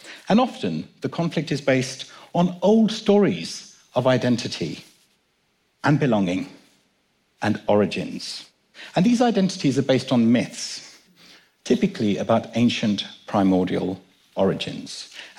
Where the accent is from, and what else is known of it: London, United Kingdom; born or raised there; also born or lived in Kenya